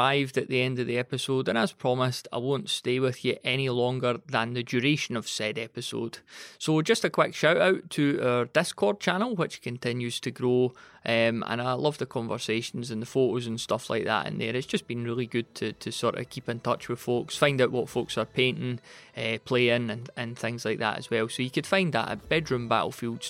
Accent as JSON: {"language": "English", "region": "Scotland", "country": "United Kingdom", "said": "being Scottish."}